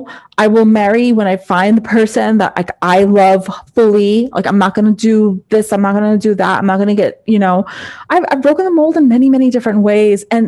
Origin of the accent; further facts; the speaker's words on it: United States; I'm Indian. I'm first generation American